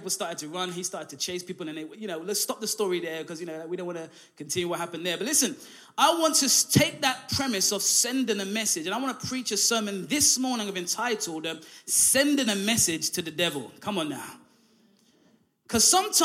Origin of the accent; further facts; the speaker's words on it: London, United Kingdom; also born or lived in Derby; now in Hull, United Kingdom; we're all from London.